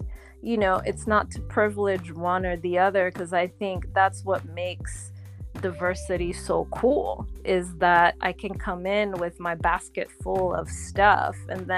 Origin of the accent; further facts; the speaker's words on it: Montreal, Quebec, Canada; also born or lived in Haiti; now in New York, United States; I'm Canadian. I was born in Montreal from Haitian parents. And I've lived in Haiti. I've lived in Montreal, and I'm now living in New York. So I've lived in all three places.